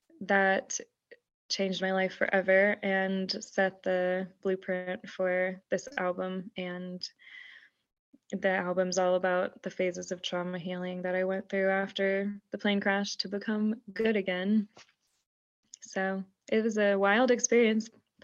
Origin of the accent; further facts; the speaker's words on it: Houston, Texas, United States; No, I'm from Houston, Texas.